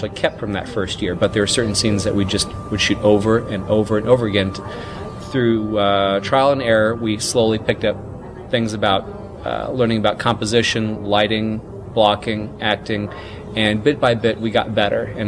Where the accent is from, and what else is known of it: Mississippi, United States; born or raised there